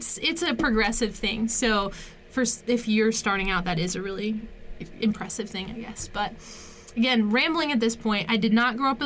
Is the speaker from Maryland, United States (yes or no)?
yes; Maryland, United States; moved away; also born or lived in Pennsylvania; I'm like half from Maryland, half from Pennsylvania